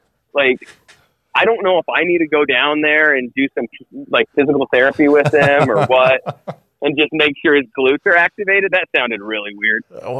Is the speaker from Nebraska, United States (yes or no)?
yes; Nebraska, United States; I thought I was from Nebraska